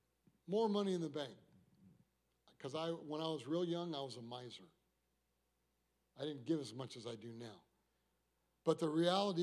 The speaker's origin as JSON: {"language": "English", "region": "Michigan", "country": "United States", "moved": "yes", "said": "I'm from Michigan"}